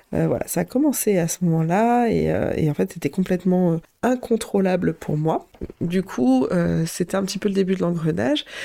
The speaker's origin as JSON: {"language": "French", "town": "Vichy", "region": "Auvergne-Rhône-Alpes", "country": "France", "tie": "born or raised there", "said": "je suis née à Vichy et ma famille paternelle est vraiment originaire de ce coin-là"}